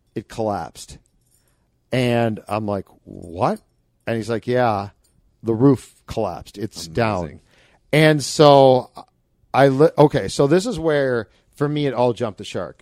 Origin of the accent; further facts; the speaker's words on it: Minnesota, United States; we're from Minnesota